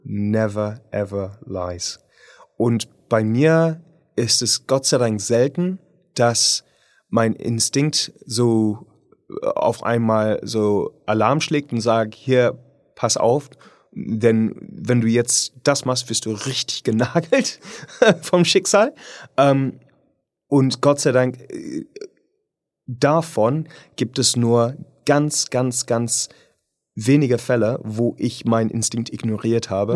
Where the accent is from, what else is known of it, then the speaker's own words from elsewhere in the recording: United Kingdom; German is a second language; moved away; ich bin Brite